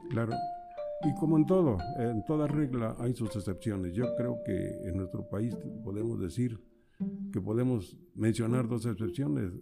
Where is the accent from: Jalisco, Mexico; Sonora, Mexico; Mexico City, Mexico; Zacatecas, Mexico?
Zacatecas, Mexico; now in San Juan Ixcaquixtla, Mexico; Yo nací en una zona rural del estado de Zacatecas donde no se conocía lo que era la luz eléctrica